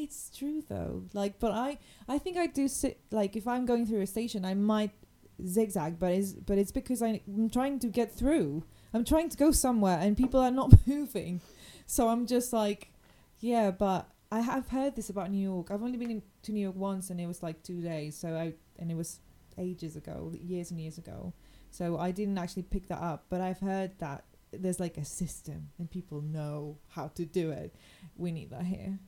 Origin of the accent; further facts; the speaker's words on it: Mexico; now in London, United Kingdom; I grew up in Mexico, and like, my heart is